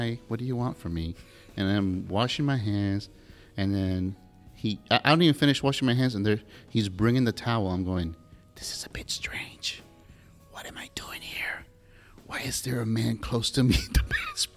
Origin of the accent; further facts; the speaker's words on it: the South, United States; now in Pensacola, United States; that's sort of the way we combine words and phrases here in the South.